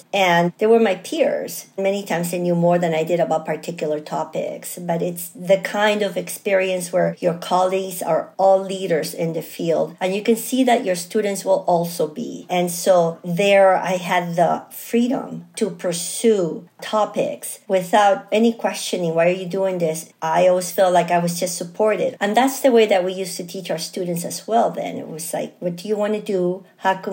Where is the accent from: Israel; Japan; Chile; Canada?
Chile; now in United States; I'm originally from Chile